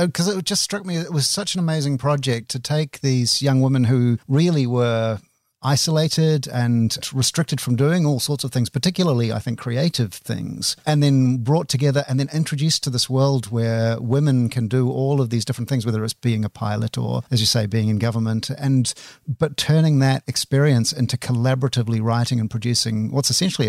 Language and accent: English; Auckland, New Zealand; my hometown of Auckland is also a UNESCO city.